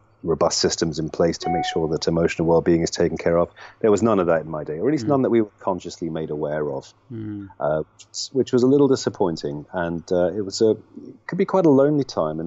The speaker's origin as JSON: {"language": "English", "town": "Nottingham", "region": "East Midlands", "country": "United Kingdom", "tie": "born or raised there", "also_born_or_lived": "London", "said": "born and bred here in Nottingham, and I lived here for my first 19 years"}